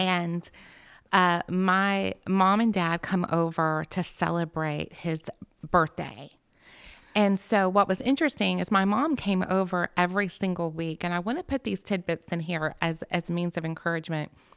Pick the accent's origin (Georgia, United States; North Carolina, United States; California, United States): Georgia, United States; Alpharetta; I was raised in Alpharetta